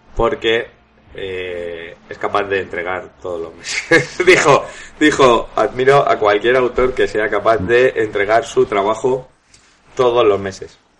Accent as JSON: {"language": "Spanish", "country": "Spain", "said": "siendo español"}